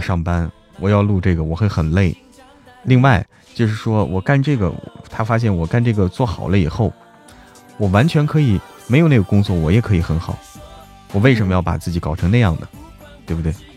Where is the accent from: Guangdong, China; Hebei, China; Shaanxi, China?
Hebei, China; 我是河北人，和山西是挨着的